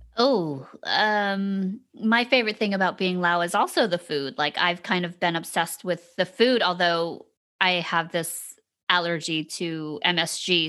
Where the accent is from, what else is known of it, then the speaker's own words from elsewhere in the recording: Savannah, Georgia, United States; growing up in Savannah, Georgia